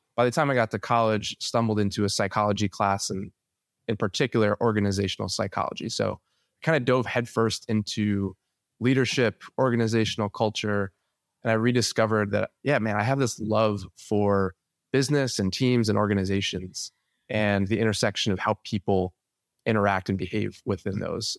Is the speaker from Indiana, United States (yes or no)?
no; New Jersey, United States; born and raised in New Jersey, the beautiful Garden State